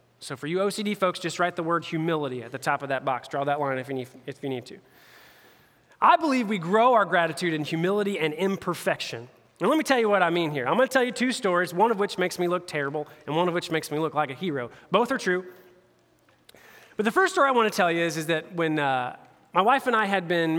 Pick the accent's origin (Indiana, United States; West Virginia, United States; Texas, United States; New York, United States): Indiana, United States; hometown of the Pacers; I'm a homeboy. I like all my hometown teams